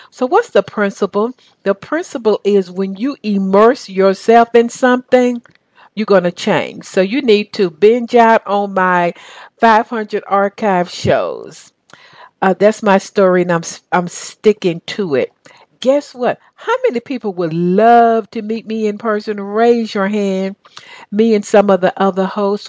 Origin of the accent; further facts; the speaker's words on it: the South, United States; accent: southern; now in Atlanta, United States; my southern accent